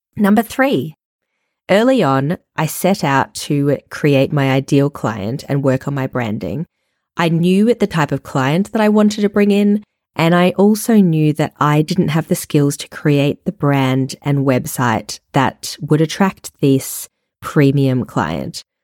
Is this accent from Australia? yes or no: yes; Melbourne, Victoria, Australia; moved away; also born or lived in Paris / Perth / New York City; I am an Australian born and bred. I lived in Paris, Perth, and New York City in my younger years, and then moved back to Melbourne, my hometown.